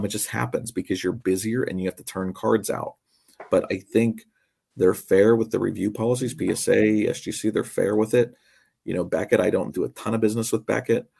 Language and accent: English; Western Pennsylvania, United States; moved away as an adult; now in Nazareth, United States; I grew up in Western Pennsylvania